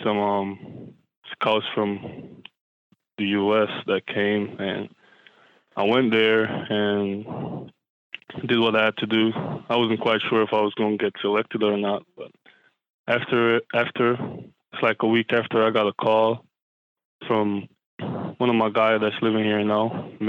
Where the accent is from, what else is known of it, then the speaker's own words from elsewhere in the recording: Saint Thomas, Jamaica; moved away; growing up in St. Thomas, Jamaica